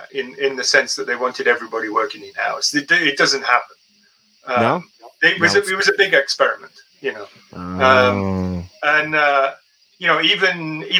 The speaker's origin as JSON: {"language": "English", "town": "Wolverhampton", "region": "West Midlands", "country": "United Kingdom", "tie": "born or raised there", "also_born_or_lived": "United States", "lives_now": "Shropshire, United Kingdom", "said": "I grew up close by in Wolverhampton."}